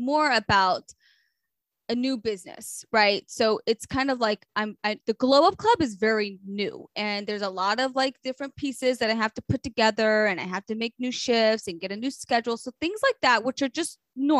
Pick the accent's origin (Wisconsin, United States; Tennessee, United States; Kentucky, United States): Tennessee, United States; Memphis; also born or lived in Israel; now in Long Island, United States; growing up in Memphis